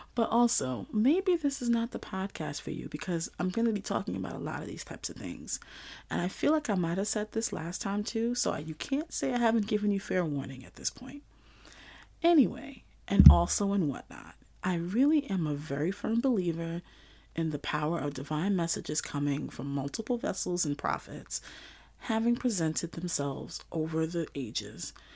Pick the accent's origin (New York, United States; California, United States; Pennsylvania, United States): New York, United States; New York City; growing up in Flatbush, Brooklyn, going to school in Old Bushwick